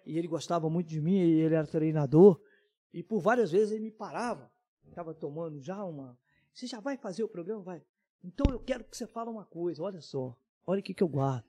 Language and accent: Portuguese; Tocantins, Minas Gerais, Brazil; eu sou de Tocantins, mas é próximo de Ubá. Terra do Ari Barroso